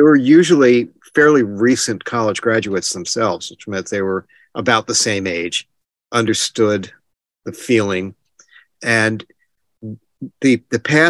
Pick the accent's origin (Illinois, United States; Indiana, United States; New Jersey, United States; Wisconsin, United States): New Jersey, United States; I was born in New Jersey. I'm still in New Jersey